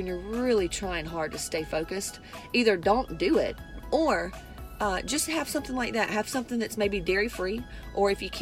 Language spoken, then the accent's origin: English; West Georgia, United States; moved away; where I grew up in West Georgia with a bunch of cows